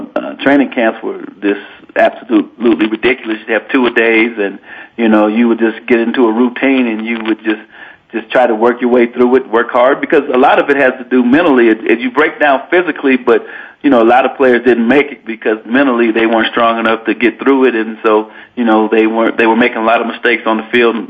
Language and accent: English; Denver, Colorado, United States; now in Laramie, United States; I grew up in Denver, Colorado